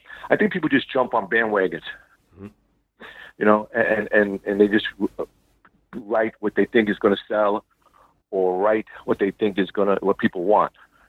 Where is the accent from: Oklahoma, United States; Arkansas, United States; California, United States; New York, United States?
New York, United States; Brooklyn; Okay. Well, I was born in South Brooklyn. Grew up in the Gallo crime family.